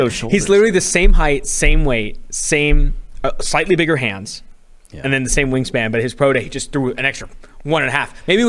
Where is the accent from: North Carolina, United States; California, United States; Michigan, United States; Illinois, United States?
California, United States; So I'm from California.